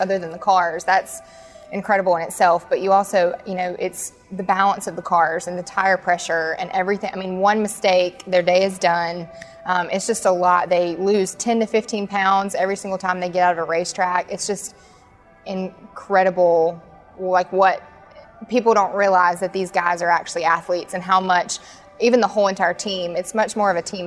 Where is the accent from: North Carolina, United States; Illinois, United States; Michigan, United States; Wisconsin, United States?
North Carolina, United States; Charlotte; I grew up in the Charlotte area.